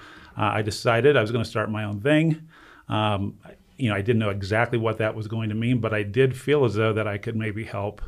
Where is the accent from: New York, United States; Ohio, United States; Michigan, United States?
Ohio, United States; Northeast; also born or lived in Cleveland, Ohio; I'm born and bred in Ohio, Northeast Ohio.